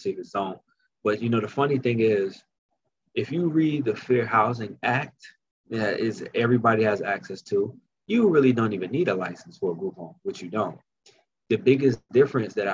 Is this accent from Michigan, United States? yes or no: no; Newark, New Jersey, United States; I'm from Newark.